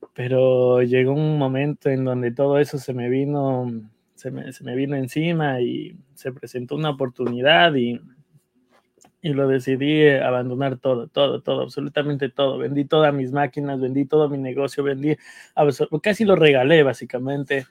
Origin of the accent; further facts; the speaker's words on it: Ecuador; moved away as an adult; now in New York, United States; somos los ecuatorianos